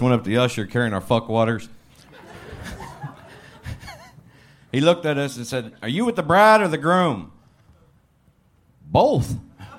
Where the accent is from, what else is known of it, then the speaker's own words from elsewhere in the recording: Texas, United States; I'm a Texan.